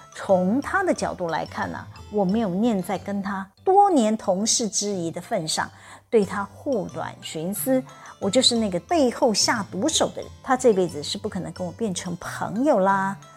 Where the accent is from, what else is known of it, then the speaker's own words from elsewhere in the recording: Taiwan; accent: Taiwanese Mandarin; 我的台湾国语腔，支吃吃日日呢日滋滋滋啊！